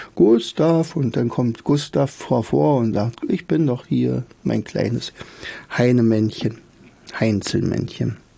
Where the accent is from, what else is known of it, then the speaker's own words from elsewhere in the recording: Rauen, Brandenburg, Germany; also born or lived in Oderberg; denn ich komme ja aus Rauen